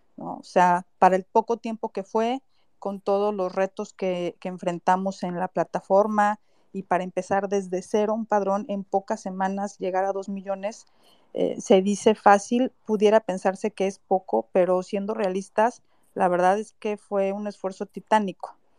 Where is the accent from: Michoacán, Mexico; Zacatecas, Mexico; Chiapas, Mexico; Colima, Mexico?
Michoacán, Mexico; now in Mexico City, Mexico; Michoacán, que es mi tierra, aunque yo vivo en Ciudad de México